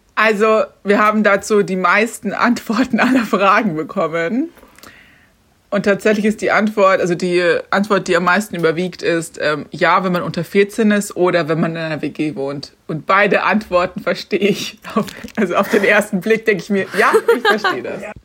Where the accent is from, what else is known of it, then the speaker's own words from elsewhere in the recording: Garmisch-Partenkirchen, Bavaria, Germany; ich komme ja aus Garmisch